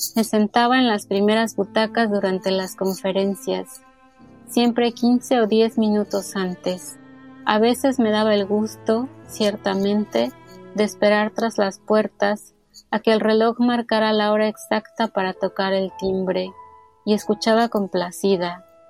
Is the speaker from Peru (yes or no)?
no; Naucalpan, State of Mexico, Mexico; Yo crecí en el Estado de México, en Naucalpan